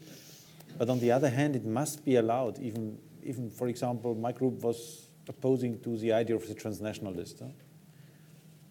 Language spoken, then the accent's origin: English; Lower Bavaria, Germany; I'm from Lower Bavaria, that is my constituency